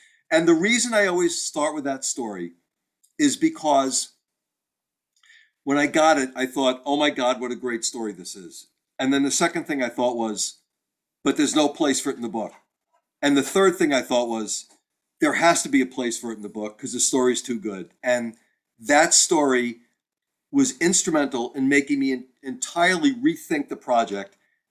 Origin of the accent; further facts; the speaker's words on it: Texas, United States; It was the hottest baseball game I'd ever been to, and I'm from Texas, so that's saying something.